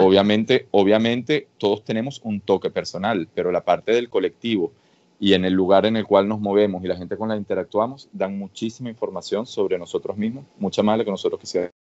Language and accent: Spanish; Venezuela; moved away as an adult; also born or lived in Catalonia, Spain / Madrid, Spain / Boston, United States; now in Cambridge, United States; Nací en Venezuela y viví en Venezuela eh, una muy buena parte de mi vida